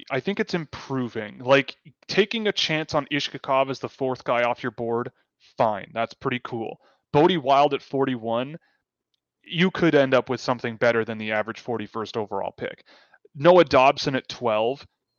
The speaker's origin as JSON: {"language": "English", "country": "Canada", "said": "I'm a Canadian."}